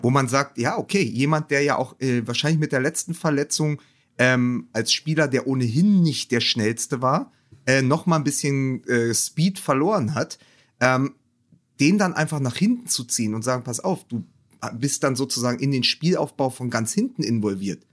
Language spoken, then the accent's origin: German; Berlin, Germany; now in Cologne, Germany; Als Berliner